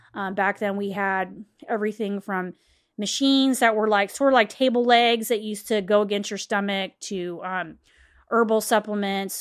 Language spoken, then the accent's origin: English; West Chester, Ohio, United States; I'm from Westchester, Ohio at the time, um, when I was growing up